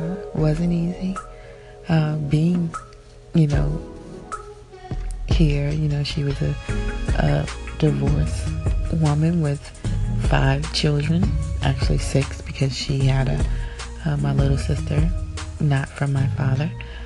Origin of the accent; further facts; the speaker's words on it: Georgia, United States; moved away as an adult; now in New Jersey, United States; So grew up there and you know, visited, you know, moms here and there for the summer, but it was no place like Georgia, and I never wanted to leave. And I went to school there, went to high school there